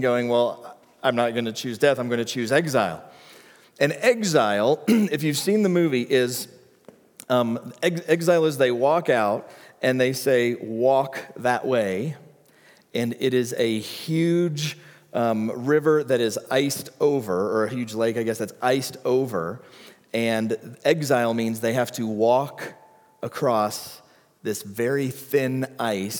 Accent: the South, United States; growing up in the South

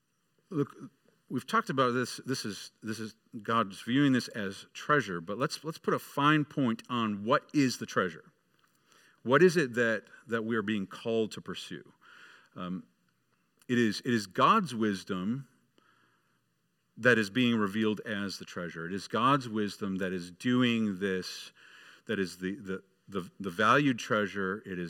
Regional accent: Michigan, United States; Until a few years later when the Detroit Red Wings, I grew up in Michigan, the Detroit Red Wings started being really good

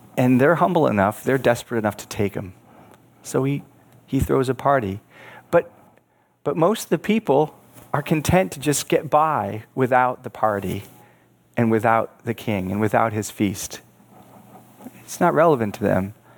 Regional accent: Buffalo, New York, United States; I was born in Buffalo, New York, which sits on Lake Erie. My home had a view of the bridge

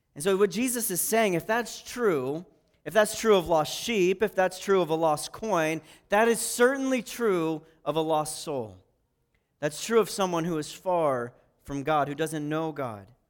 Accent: Pataskala, Ohio, United States; I'm from Pataskala

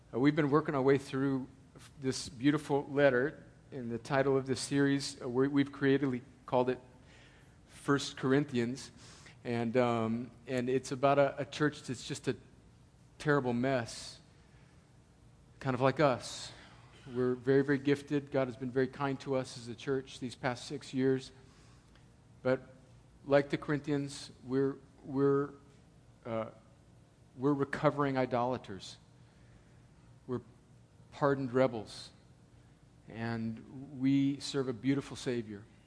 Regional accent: El Centro, California, United States; now in Atlanta, United States; when I go home to El Centro

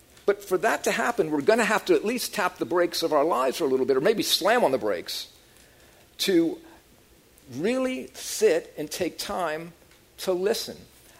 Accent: New Orleans, Louisiana, United States; And both Annette and I grew up in New Orleans.

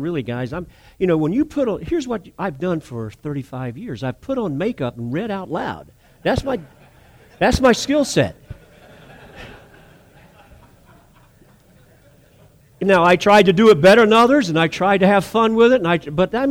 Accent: North Charleston, South Carolina, United States; I was raised in North Area. Every one of the kids I was raised around were families that were Navy Yard workers, paper mill, West Vaco

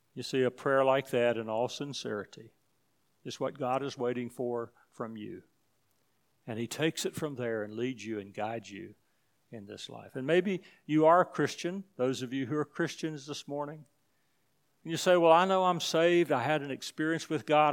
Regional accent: United States; I'm from the United States

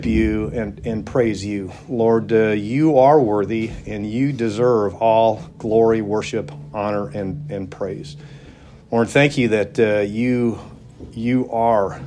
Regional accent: Milwaukee, Wisconsin, United States; I grew up in Milwaukee, Wisconsin, in a subdivision there

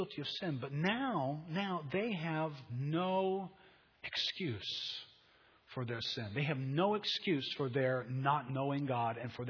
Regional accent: United States; being an American

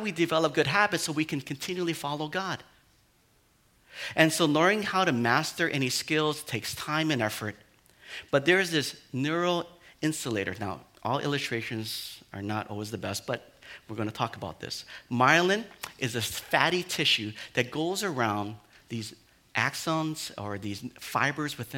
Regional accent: Hawaii, United States; I'm like a Hawaiian boy

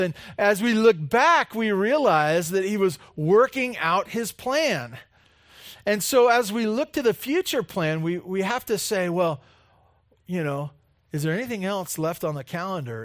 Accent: California, United States; growing up in California

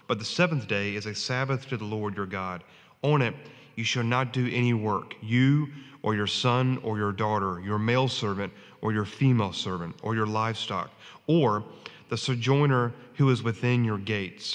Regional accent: New Bern, North Carolina, United States; grew up in New Bern

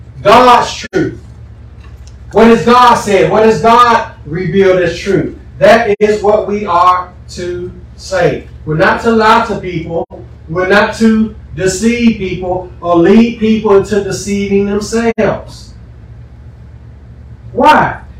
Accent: Huntsville, Alabama, United States; I'm from Huntsville.

